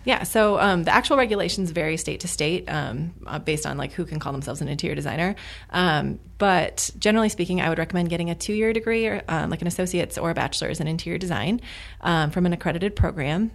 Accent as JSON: {"language": "English", "region": "Midwest", "country": "United States", "moved": "yes", "lives_now": "Arizona, United States", "said": "I'm from the Midwest"}